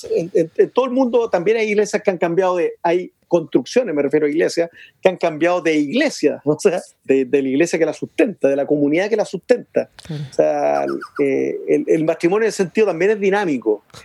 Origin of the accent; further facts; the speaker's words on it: Chile; como chileno, la verdad que yo amo mi tierra